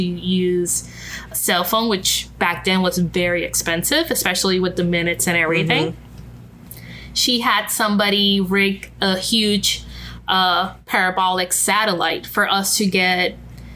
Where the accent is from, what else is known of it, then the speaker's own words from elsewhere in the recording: Puerto Rico; English is a second language; now in New Orleans, United States; I was born in Puerto Rico, so I'm Puerto Rican